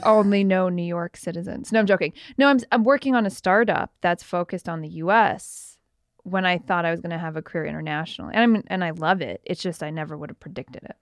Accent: Canada; I was born in Canada

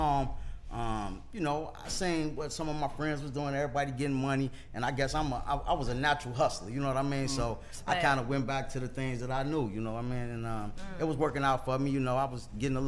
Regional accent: Lincoln Heights, Ohio, United States; I'm from Cincinnati, Ohio. Neighborhood Town 15.

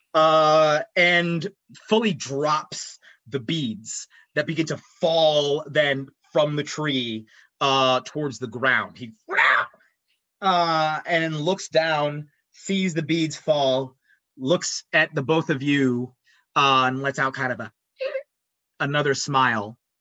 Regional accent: United States; I'm also an American

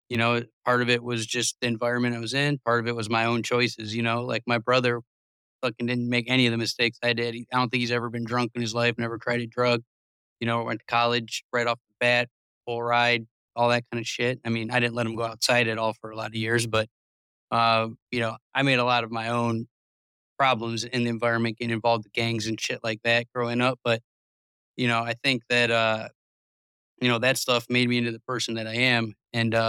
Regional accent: Cleveland, Ohio, United States; I'm from Cleveland, not a great spot

